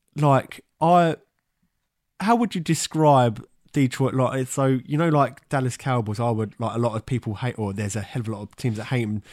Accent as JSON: {"language": "English", "region": "England", "country": "United Kingdom", "tie": "born or raised there"}